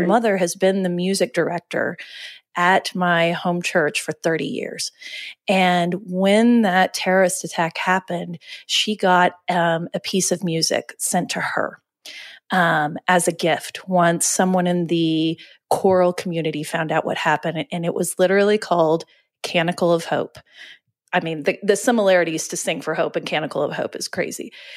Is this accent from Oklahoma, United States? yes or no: yes; Oklahoma City, Oklahoma, United States; we're from Oklahoma City. And, you know, I. And I lived in Oklahoma City